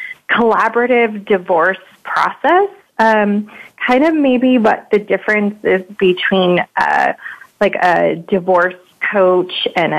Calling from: San Diego, California, United States; I'm calling from San Diego.

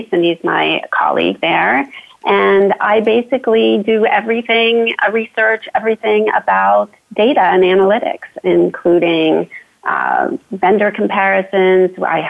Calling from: Fulton, Maryland, United States; Okay, so I am in Fulton, Maryland today, outside of our nation's capital, Washington, D.C.

